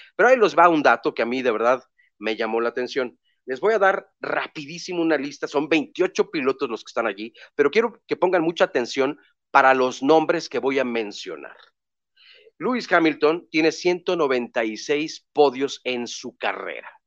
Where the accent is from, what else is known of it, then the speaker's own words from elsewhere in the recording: Mexico; Somos mexicanos